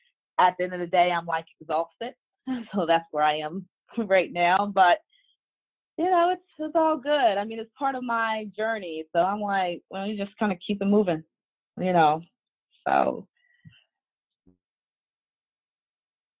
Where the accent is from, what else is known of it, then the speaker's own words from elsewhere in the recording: Washington, District of Columbia, United States; also born or lived in Maryland; I am from the Washington, D.C. metropolitan area. I actually reside in Maryland